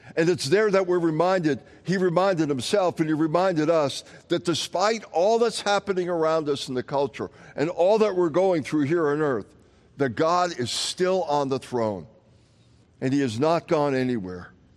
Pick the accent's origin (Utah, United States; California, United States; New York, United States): New York, United States; Long Island; as a kid growing up on Long Island